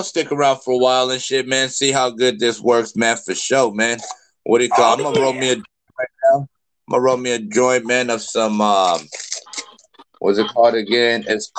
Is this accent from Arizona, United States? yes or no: yes; Arizona, United States; I'm straight out of Arizona, man. The Valley of the Sun, man.